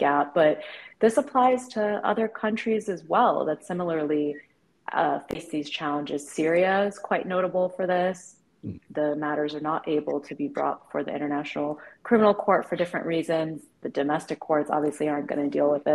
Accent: United States; accent: slight Valley girl twang; I'm just by some quirk was born here

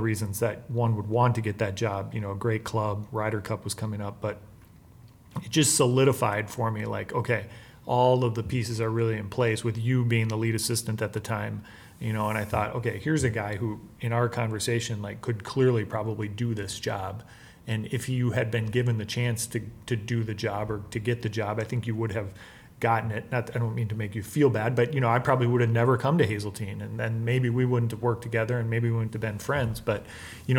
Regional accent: Minnesota, United States; I'm from Minnesota and I had worked in this area

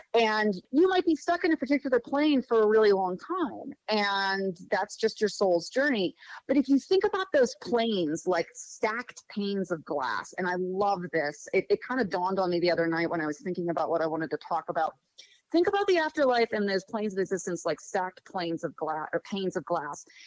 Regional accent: Pittsburgh, Pennsylvania, United States; moved away as an adult; now in Morgantown, United States; I uh, grew up in Pittsburgh, Pennsylvania. Spent my whole life there until about uh, 11 years ago when my husband and I moved to Morgantown, West Virginia

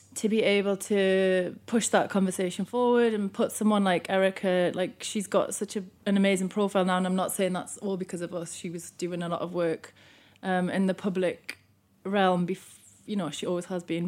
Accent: Newcastle upon Tyne, North East England, United Kingdom; moved away; I'm from Newcastle, and, um, one of the bands that was around at the time when I still lived there was …

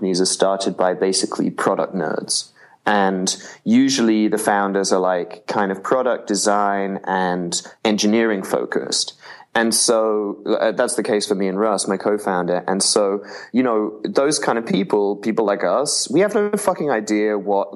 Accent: England, United Kingdom; I grew up in England

